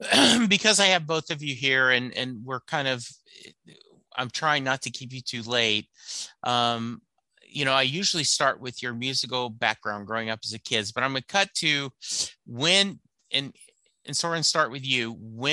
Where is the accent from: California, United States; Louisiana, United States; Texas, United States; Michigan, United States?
Louisiana, United States; I grew up in Louisiana, and if it doesn't end in Boudreaux or Thibodeau, I have trouble saying it.